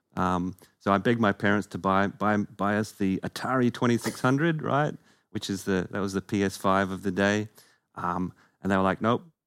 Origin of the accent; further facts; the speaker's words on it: Perth, Western Australia, Australia; we are both from Perth